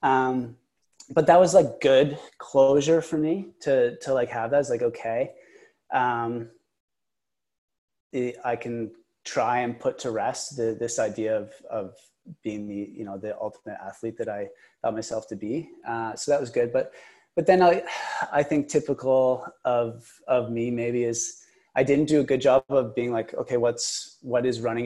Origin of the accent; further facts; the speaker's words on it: Kingston, Ontario, Canada; also born or lived in Vancouver; now in Ottawa, Canada; in Kingston, my hometown